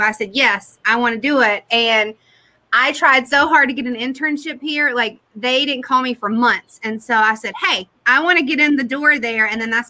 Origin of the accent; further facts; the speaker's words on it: Durham, North Carolina, United States; also born or lived in New York City / Detroit / California; I'm from Durham